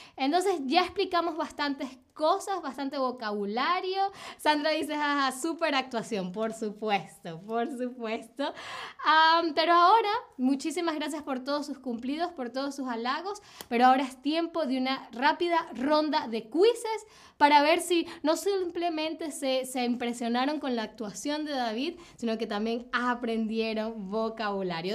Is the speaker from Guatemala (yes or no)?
no; Venezuela; yo soy de Venezuela